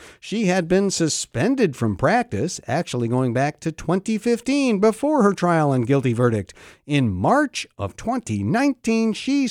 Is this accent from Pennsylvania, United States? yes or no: yes; Pennsylvania, United States; my home state of Pennsylvania